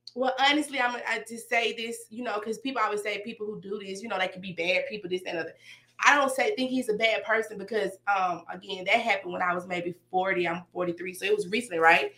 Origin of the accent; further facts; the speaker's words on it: Decatur, United States; I'm from Decatur.